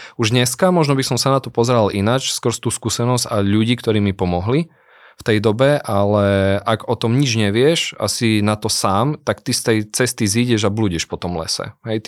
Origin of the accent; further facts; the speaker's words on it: Prešov, Prešov Region, Slovakia; accent: eastern Slovak; ja som chlapec z východného Slovenska, som z Prešova, možno to aj počuť na môjom prízvuku